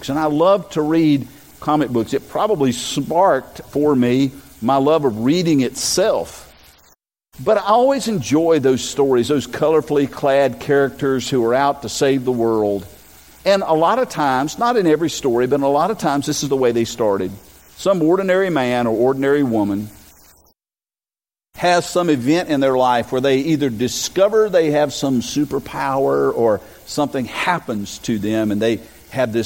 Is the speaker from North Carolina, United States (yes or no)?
yes; Robersonville, North Carolina, United States; born or raised there